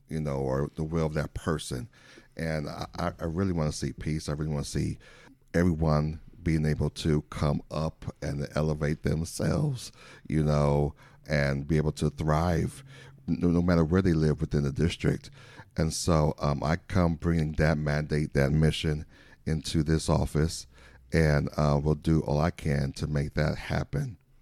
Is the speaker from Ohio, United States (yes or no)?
no; Saint Paul, Minnesota, United States; moved away as an adult; now in Elk Grove, United States; I am originally from the Midwest. I'm a Midwesterner, uh, from Saint Paul, Minnesota